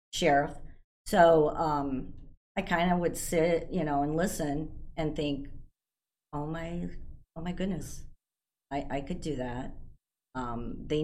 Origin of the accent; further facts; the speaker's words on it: Aurora, United States; Born and raised in Aurora. So were my parents. So I've lived in Aurora my whole life.